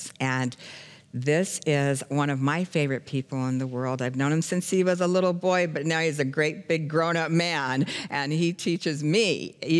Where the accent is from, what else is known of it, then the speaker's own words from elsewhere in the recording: Phoenix, Arizona, United States; moved away as an adult; also born or lived in Los Angeles, California / Charlotte, North Carolina / Florida panhandle / Branson, Missouri; I'm born and raised in Phoenix, Arizona